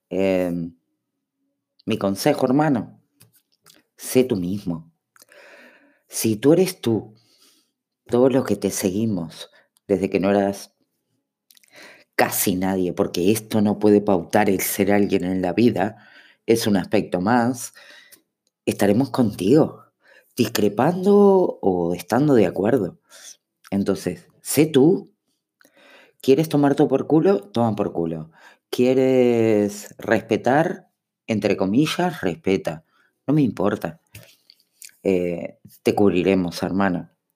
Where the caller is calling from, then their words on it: Uruguay; Hola araña … de Uruguay, ¿cómo andás?